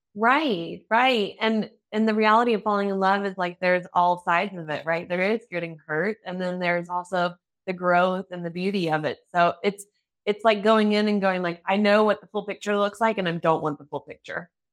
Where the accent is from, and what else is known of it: United States; now in Germany